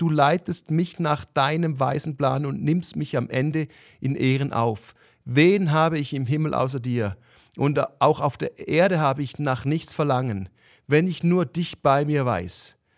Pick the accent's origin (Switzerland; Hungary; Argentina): Switzerland; für mich als Schweizer